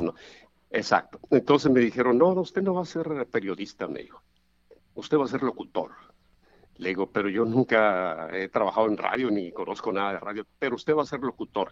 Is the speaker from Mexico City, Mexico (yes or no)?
no; El Roble, Sinaloa, Mexico; moved away; yo crecí en el, en el Roble, básicamente, hasta mi edad de 14, 15 años